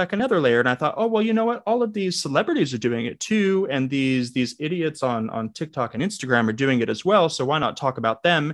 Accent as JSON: {"language": "English", "region": "Southern California", "country": "United States", "said": "I'm from Southern California"}